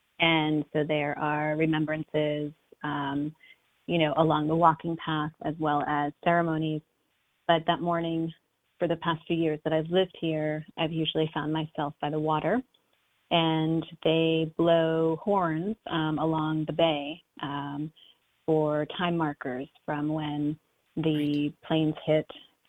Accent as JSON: {"language": "English", "town": "Shirley", "region": "New York", "country": "United States", "tie": "born or raised there", "said": "I think a lot of these decisions are based on growing up in Shirley, where, it's pretty blue collar."}